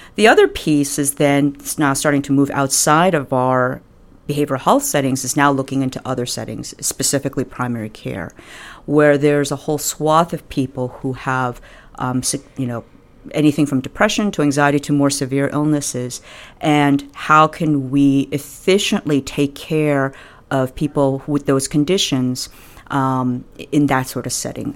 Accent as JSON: {"language": "English", "region": "New York", "country": "United States", "also_born_or_lived": "Michigan / Buffalo", "said": "I'm originally from New York"}